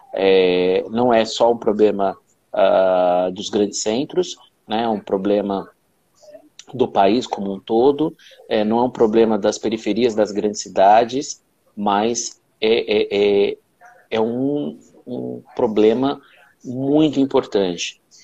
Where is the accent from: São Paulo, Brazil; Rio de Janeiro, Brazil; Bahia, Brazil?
São Paulo, Brazil; como eu fui criado na Zona Leste